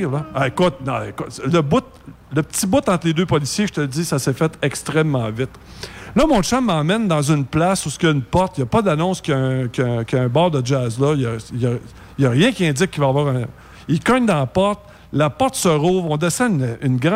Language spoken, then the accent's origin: French; Canada; accent: French